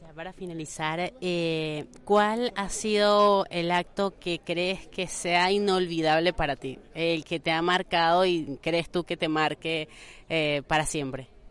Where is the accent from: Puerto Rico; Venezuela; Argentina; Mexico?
Venezuela; como venezolana